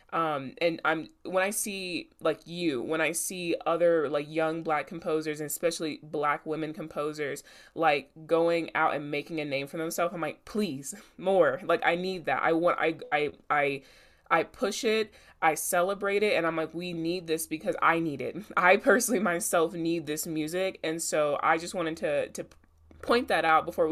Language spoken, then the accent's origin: English; the South, United States; I'm Black, I'm a woman, I'm from the South